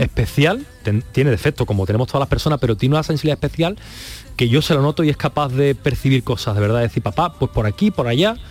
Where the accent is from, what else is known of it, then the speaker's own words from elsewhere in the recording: Spain; Yo me siento español, pero español, español, español y bético